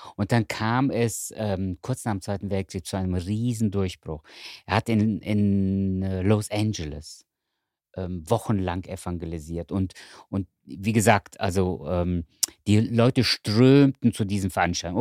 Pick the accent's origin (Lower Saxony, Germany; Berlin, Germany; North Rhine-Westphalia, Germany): North Rhine-Westphalia, Germany; Cologne; ich wohne in Köln mhm. und ich bin Kölner